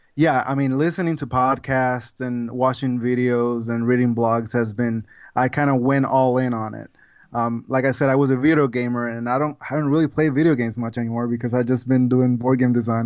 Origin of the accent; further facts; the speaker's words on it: Puerto Rico; moved away as an adult; now in United States; I'm originally from Puerto Rico